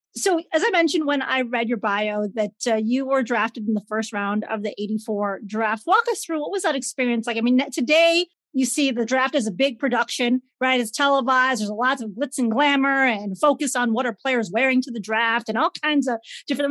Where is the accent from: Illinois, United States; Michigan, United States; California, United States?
Illinois, United States; Chicago; I grew up in Chicago